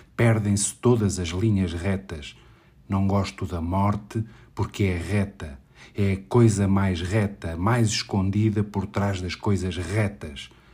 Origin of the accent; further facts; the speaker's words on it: Lisbon, Portugal; sou de Lisboa